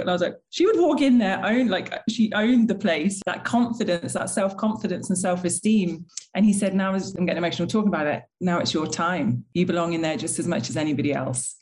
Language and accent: English; United Kingdom; being British